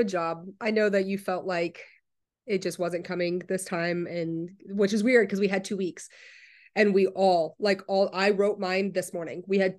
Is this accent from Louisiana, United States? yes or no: yes; Westlake, Louisiana, United States; I'm from Westlake, Louisiana. Shout out to any of my fellow Cajun people out there. If you are from Westlake, you know what I'm talking about.